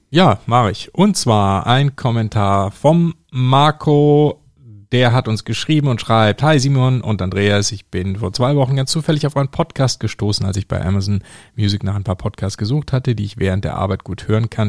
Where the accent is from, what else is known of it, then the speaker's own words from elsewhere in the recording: North Rhine-Westphalia, Germany; mein Heimatbundesland, nämlich ähm, Nordrhein-Westfalen. Da komme ich ja her